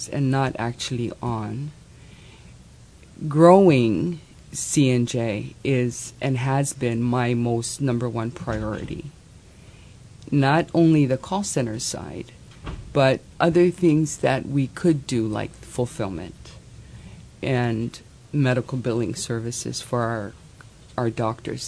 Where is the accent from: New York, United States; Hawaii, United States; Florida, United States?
Hawaii, United States; I'm Hawaiian